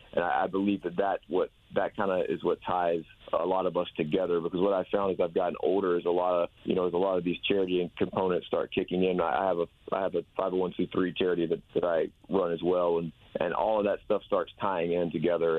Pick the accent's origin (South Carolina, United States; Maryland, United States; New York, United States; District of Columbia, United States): South Carolina, United States; Camden; moved away as an adult; also born or lived in Murfreesboro, Tennessee; now in Nashville, United States; Camden, South Carolina is about four, four and a half hours from Atlanta